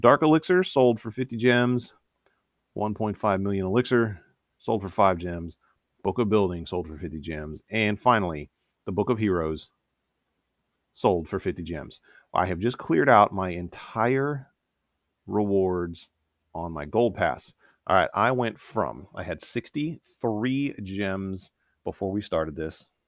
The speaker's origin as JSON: {"language": "English", "region": "Northeast Ohio", "country": "United States", "tie": "born or raised there", "said": "I grew up in Northeast Ohio"}